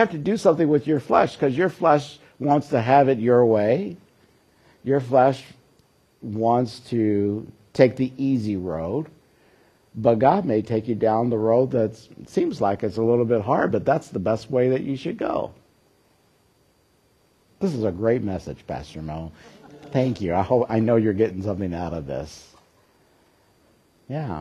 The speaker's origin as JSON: {"language": "English", "region": "Kentucky", "country": "United States", "tie": "born or raised there", "said": "I grew up in Kentucky and they had horse farms there"}